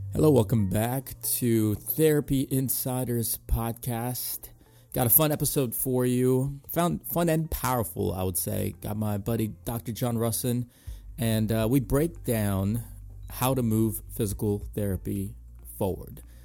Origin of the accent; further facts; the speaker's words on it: Ellicott City, Maryland, United States; in my hometown and, in Ellicott City, Maryland.